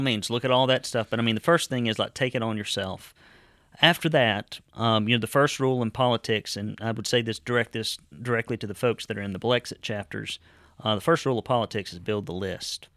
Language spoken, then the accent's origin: English; Marion County, Alabama, United States; people I grew up with down in Dog Holler and in Marion County